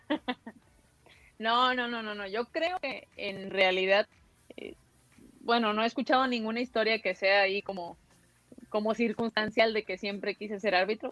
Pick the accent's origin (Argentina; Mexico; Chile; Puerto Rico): Mexico; also born or lived in Guadalajara, Jalisco; es aquí, es en mi país, es en mi tierra